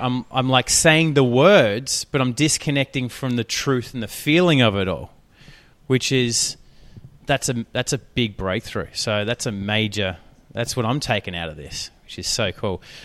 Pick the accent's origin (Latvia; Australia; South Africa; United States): Australia; accent: Australian; my accent, my Australian accent